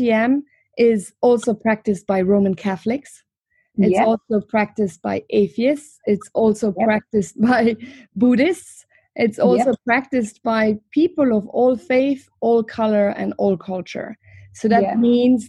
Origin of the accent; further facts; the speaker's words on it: Luxembourg; I'm from Luxembourg